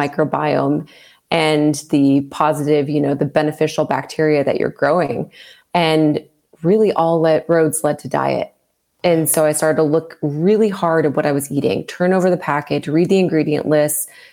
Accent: Southern California, United States; I grew up in Southern California

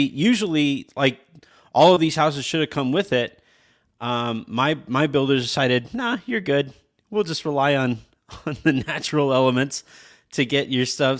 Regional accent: California, United States; moved away as an adult; now in Texas, United States; I'm from California

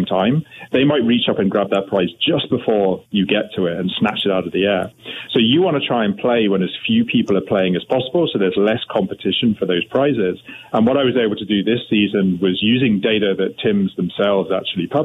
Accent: United Kingdom; now in Canada; I'm now a Canadian. I want to stress that up front, but I'm originally from the UK.

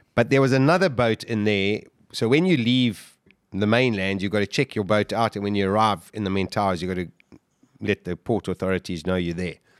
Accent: Durban, KwaZulu-Natal, South Africa; We were growing up in Durban, we surfed all the time.

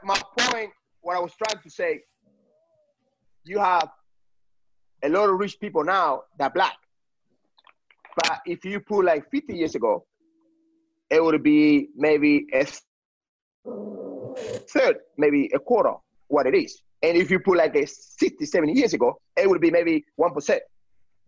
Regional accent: Cuba; now in United States; I came from Cuba

